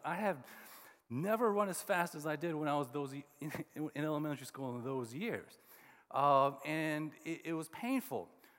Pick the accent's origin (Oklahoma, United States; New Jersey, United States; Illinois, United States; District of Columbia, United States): Oklahoma, United States; And growing up in Oklahoma, like, everybody wore boots, cowboy boots.